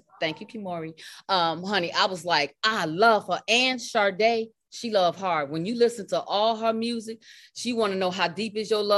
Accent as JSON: {"language": "English", "town": "Chicago", "region": "Illinois", "country": "United States", "tie": "born or raised there", "said": "From my hometown of Chicago."}